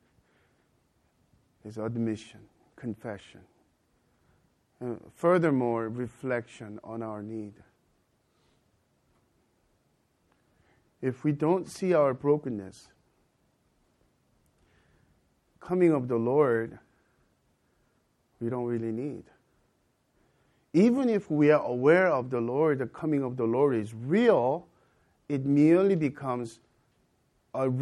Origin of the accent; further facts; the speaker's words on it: United States; also born or lived in Korea; I'm an American as well as Korean